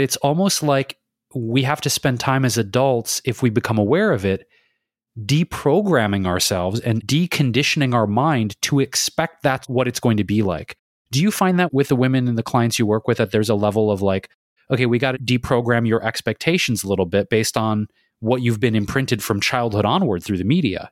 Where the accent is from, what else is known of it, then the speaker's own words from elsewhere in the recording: Detroit, Michigan, United States; I grew up in Detroit